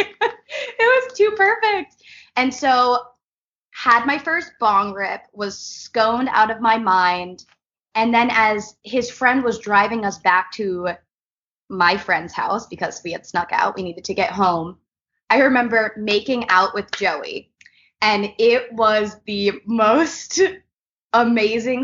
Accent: New York, United States; now in Los Angeles, United States; I am from New York. I'm living here in Los Angeles

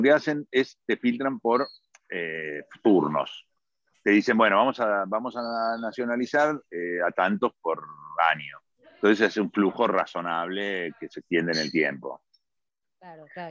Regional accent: Argentina; moved away as an adult; now in Milan, Italy; los argentinos somos italianos que hablamos en español

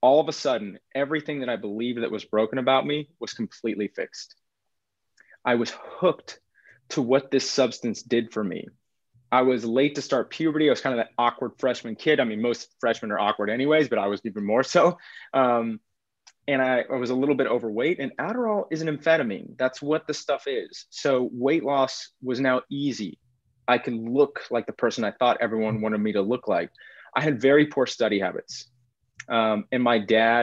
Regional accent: Texas, United States; now in Pacific Northwest, United States; I grew up in Texas. I'm a seventh generation Texan

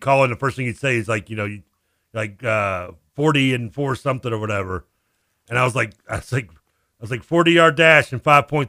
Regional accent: Idaho, United States; I mean, nothing against Idaho. I like Idaho. Hey, I'm from Idaho.

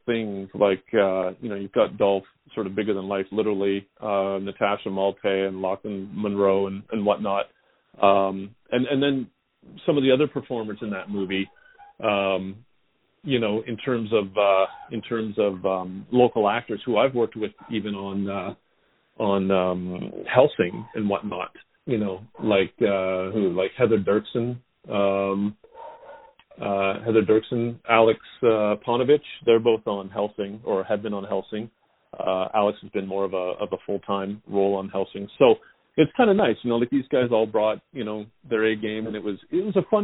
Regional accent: Canada

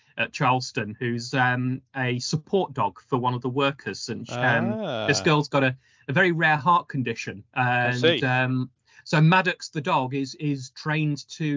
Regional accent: Staffordshire, West Midlands, United Kingdom; I grew up in Staffordshire

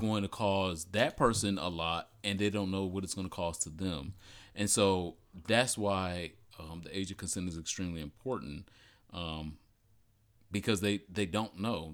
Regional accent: Detroit, Michigan, United States; I am from Michigan, Detroit.

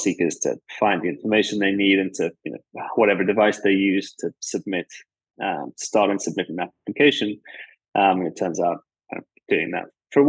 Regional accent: KwaZulu-Natal, South Africa; moved away as an adult; also born or lived in Stellenbosch, South Africa; now in London, United Kingdom; I'm from South Africa, born there in KwaZulu-Natal, which is a province in the northeast of the country. Grew up on a dairy farm

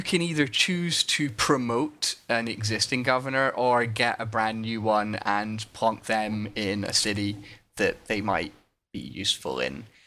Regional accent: Scotland, United Kingdom; as a Scot

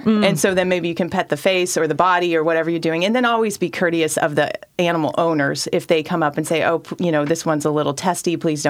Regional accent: Klamath Falls, Oregon, United States; Born and raised in Oregon

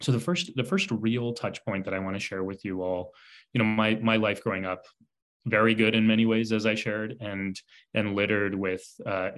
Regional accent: San Antonio, Texas, United States; I was born and raised in San Antonio, Texas

